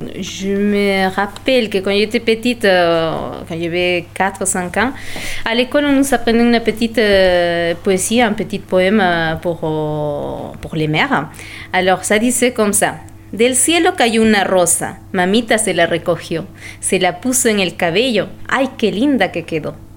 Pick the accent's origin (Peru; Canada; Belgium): Peru; French is a second language; now in France; je parle l'espagnol et le quechua. C'est une langue peruvienne parce que moi je viens de Pérou